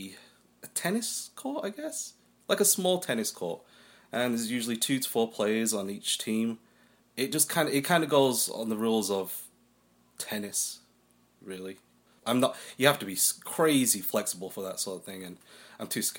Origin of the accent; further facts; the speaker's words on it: Preston, North West England, United Kingdom; now in Korea; I'm from England. A little place called Preston.